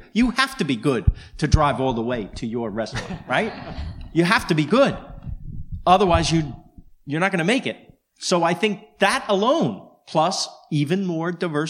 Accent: New York, United States; now in Los Angeles, United States; I'm from New York, and I have a great love for New York.

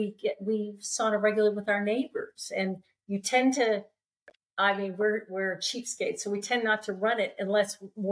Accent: California, United States; moved away as an adult; also born or lived in Alaska; I grew up in California, sunny California

